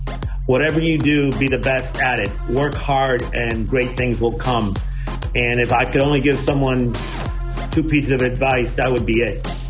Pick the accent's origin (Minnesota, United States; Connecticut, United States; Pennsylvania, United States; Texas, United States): Connecticut, United States; also born or lived in Cuba; I've been both very lucky and very blessed to be Hispanic, and I wear it proudly. Being a Cuban refugee in the 1960s and growing up in Connecticut